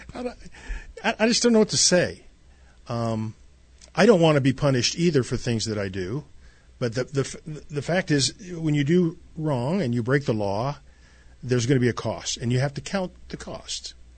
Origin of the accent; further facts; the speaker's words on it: Southern California, United States; moved away; We grew up in California, North, uh, Southern California, Newport Beach, is where we spend our summers